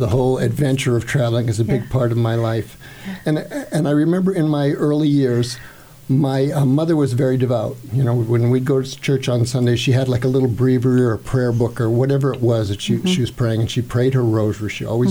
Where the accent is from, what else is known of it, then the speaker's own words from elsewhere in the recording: Seattle, Washington, United States; I was born in Seattle, Washington State. I was the fourth of five children, and my parents were from Rhode Island.